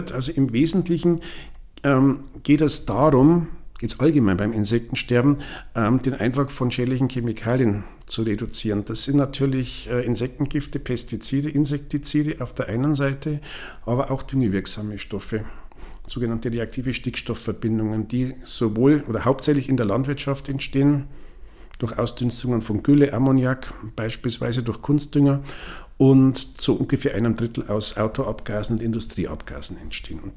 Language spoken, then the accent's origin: German; Regensburg, Bavaria, Germany; es gibt einen Artikel aus dem Jahr 1885 wo Schmetterlingsforscher aus meiner Heimatstadt Regensburg schon festgestellt haben, die Schmetterlinge werden weniger.